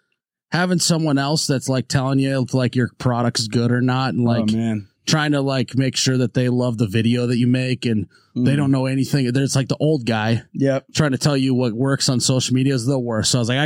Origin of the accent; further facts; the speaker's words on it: Midwest, United States; I'm from the Midwest